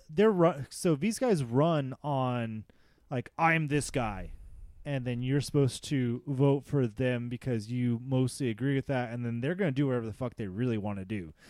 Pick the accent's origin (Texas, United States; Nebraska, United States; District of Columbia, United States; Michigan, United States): Texas, United States; also born or lived in California; I was born in California, but I've lived in Texas since I was seven